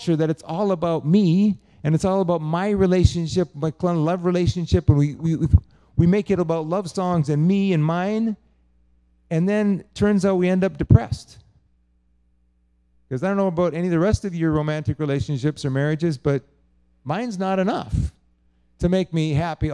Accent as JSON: {"language": "English", "country": "United States", "said": "my being American"}